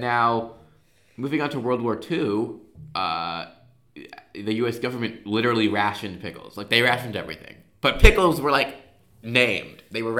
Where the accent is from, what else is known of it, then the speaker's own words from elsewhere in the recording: United States; We're Americans, by the way, guys.